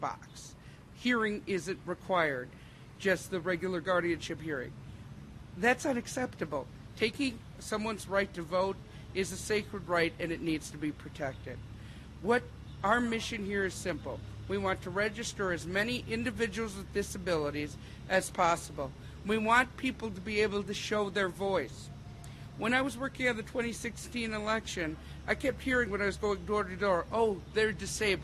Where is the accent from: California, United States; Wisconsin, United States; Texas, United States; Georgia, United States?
Wisconsin, United States; Whitewater; I grew up in Whitewater.